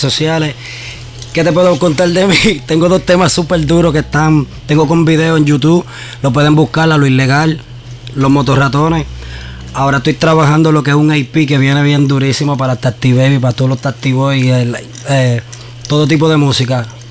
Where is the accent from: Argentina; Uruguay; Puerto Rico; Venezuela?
Puerto Rico; San Juan; Yo me crié en Nemesio Canal, en Puerto Rico.